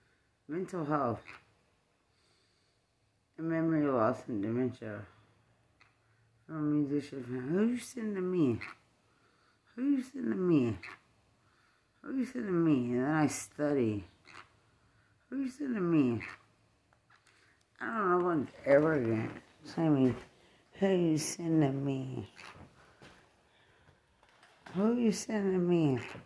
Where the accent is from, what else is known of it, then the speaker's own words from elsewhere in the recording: Texas, United States; But I'm from West Texas. I'm represented different.